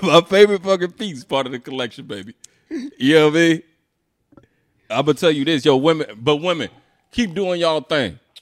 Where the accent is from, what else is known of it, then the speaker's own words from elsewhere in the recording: Philadelphia, Pennsylvania, United States; I'm from, I'm from Philly